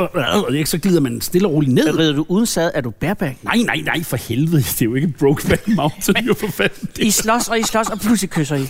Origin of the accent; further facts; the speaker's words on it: Lynge, Capital Region of Denmark, Denmark; now in Søborg, Denmark; jeg voksede op i Lynge. Jeg voksede op i femogtredive fyrre Lynge